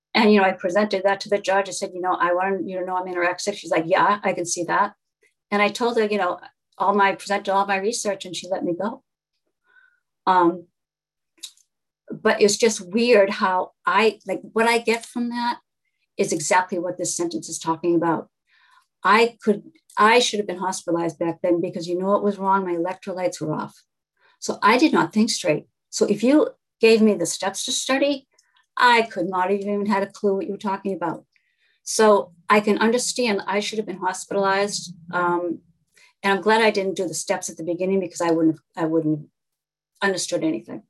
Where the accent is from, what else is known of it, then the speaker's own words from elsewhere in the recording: Newton, Massachusetts, United States; I was raised in Newton, Massachusetts